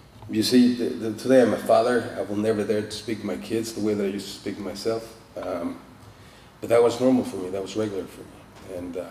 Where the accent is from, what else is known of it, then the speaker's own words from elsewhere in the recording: Mexico City, Mexico; I'm from Mexico City